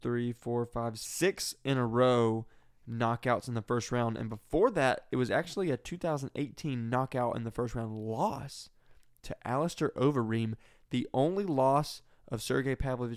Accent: United States; I'm American.

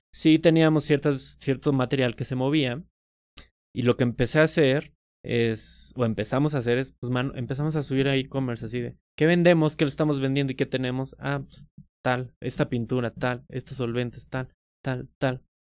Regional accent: Metepec, State of Mexico, Mexico; Yo crecí en Metepec, no crecí en Ciudad de México

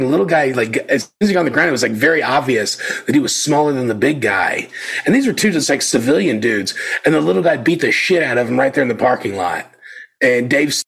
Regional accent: Norfolk, Virginia, United States; I'm from Norfolk

